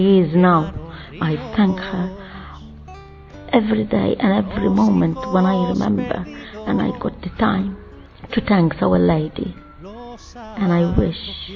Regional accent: Malta; I'm coming from Malta

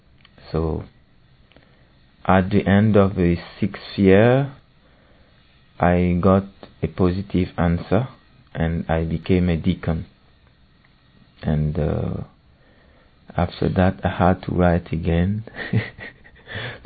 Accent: Burkina Faso; I come from Burkina Faso. When I was a child, my mother made me discover the gospel.

